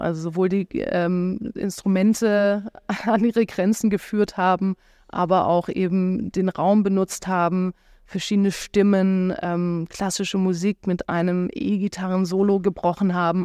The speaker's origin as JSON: {"language": "German", "town": "Stuttgart", "region": "Baden-Württemberg", "country": "Germany", "moved": "yes", "lives_now": "Berlin, Germany", "said": "ich komme ja ursprünglich aus Stuttgart"}